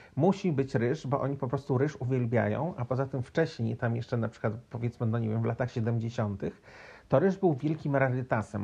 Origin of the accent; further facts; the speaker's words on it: Poland; moved away; also born or lived in Cape Verde; ja z Polski